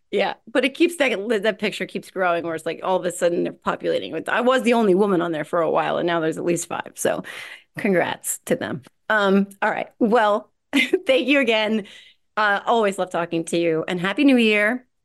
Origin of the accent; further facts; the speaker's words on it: New Jersey, United States; I'm from Jersey